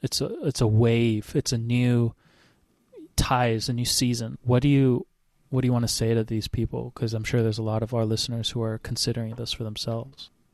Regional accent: Hawaii, United States; I grew up in Hawaii

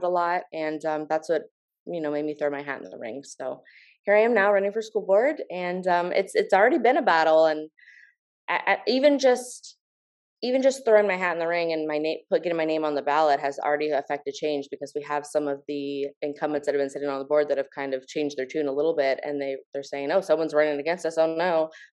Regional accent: Volusia County, Florida, United States; I was raised in Volusia County.

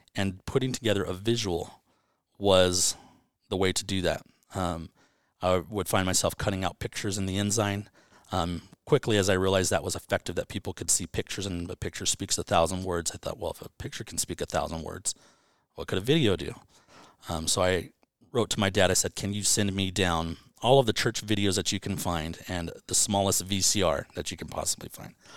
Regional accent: Banning, California, United States; growing up in Banning

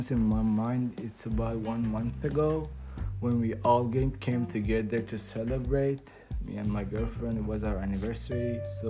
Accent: Iran; English is a second language; moved away; I'm from Iran.

